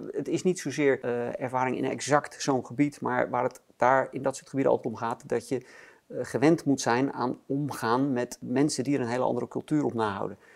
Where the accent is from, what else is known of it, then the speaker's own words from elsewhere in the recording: Netherlands; als Nederlanders